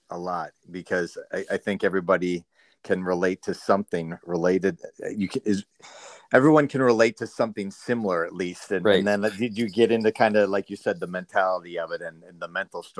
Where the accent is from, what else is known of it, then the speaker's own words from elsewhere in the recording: Minnesota, United States; I grew up in Minnesota